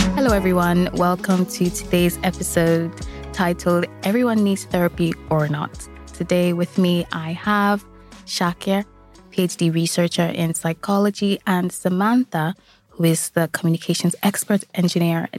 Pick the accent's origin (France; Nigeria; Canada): Nigeria; now in Ireland; I am Nigerian